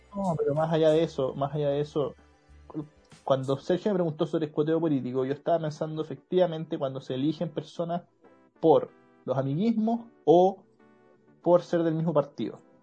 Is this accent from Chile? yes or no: yes; Maipú, Santiago Metropolitan Region, Chile; somos de Maipú los tres. Estábamos en el liceo aquí en Maipú